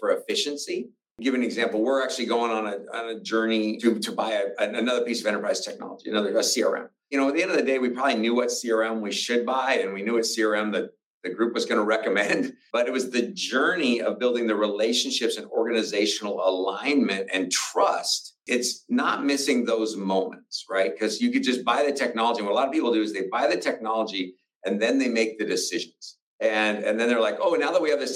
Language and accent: English; outside of Spokane, Washington, United States; I grew up in outside of Spokane, Washington.